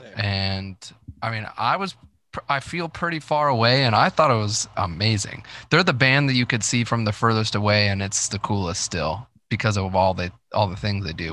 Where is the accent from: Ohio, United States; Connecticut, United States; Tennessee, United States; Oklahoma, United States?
Ohio, United States; Dayton; I grew up in Dayton, Ohio